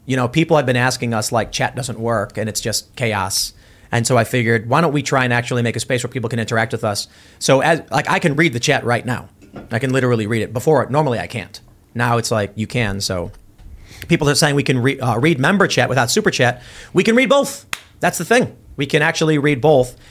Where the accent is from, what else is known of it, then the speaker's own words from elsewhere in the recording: Chicago, Illinois, United States; moved away; Oh, South Side by Midway